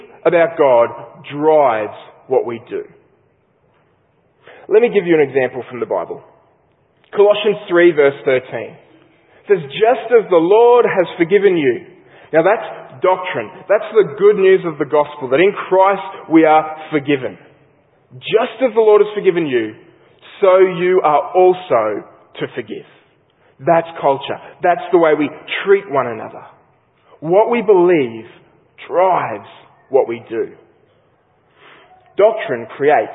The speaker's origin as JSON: {"language": "English", "country": "Australia", "said": "an Australian sports lover"}